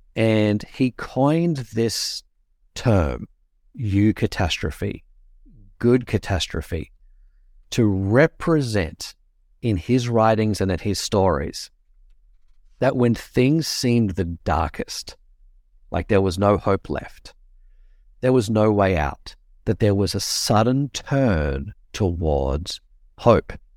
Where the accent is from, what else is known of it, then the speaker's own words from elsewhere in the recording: Australia; accent: Australian; my accent is Australian